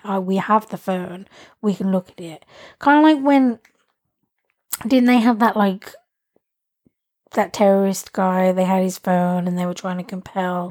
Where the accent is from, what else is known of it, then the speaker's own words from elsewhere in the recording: England, United Kingdom; I like being English